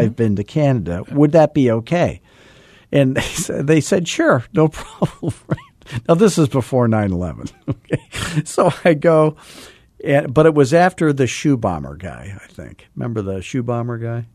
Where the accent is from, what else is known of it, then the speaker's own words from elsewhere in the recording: Scottsdale, Arizona, United States; I'm from Arizona.